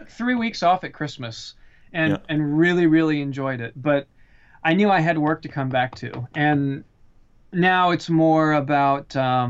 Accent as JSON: {"language": "English", "region": "the South", "country": "United States", "tie": "born or raised there", "said": "I lived in LA for a while, but I was born in the South."}